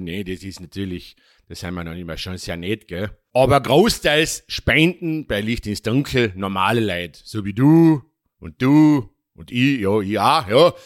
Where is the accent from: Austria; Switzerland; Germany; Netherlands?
Austria; bei uns in Österreich